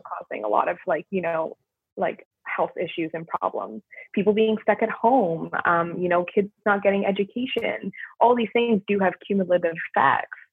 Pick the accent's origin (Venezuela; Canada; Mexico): Canada; moved away as an adult; now in United States; being Canadian and now working in a US healthcare system